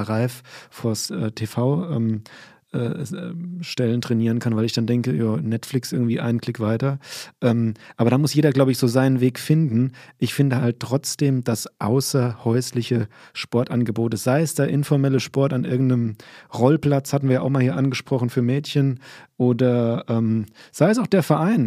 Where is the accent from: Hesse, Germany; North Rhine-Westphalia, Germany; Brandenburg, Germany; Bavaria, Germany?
Hesse, Germany; Limburg an der Lahn; moved away; ich bin in Limburg groß geworden